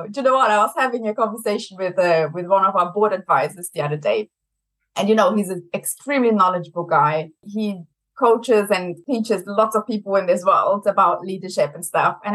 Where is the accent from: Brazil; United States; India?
Brazil; accent: German; English is a second language; now in United Kingdom; I'm originally from Brazil, but I have a very German accent. So I also have to say I'm half German.